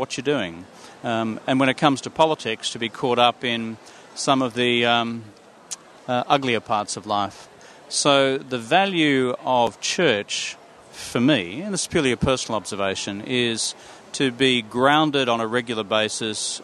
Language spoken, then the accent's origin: English; Yandina, Noosa hinterland, Sunshine Coast, Queensland, Australia; moved away as an adult; also born or lived in Nambour, Queensland / Brisbane, Queensland; I'm a Sunshine Coast kid, so I grew up in Yamundi, in the Noosa hinterland, and I went to primary school there